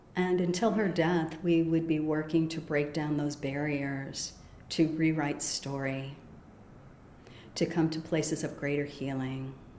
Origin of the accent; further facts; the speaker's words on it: Des Plaines, Illinois, United States; also born or lived in Chicago; I was born in Chicago proper, but when I was uh, five, we moved to the suburbs, a suburb named Des Plaines. And, um, you know, I had a Midwestern childhood